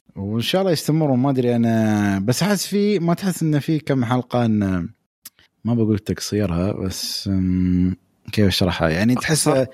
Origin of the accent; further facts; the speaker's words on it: United Arab Emirates; عندنا في الامارات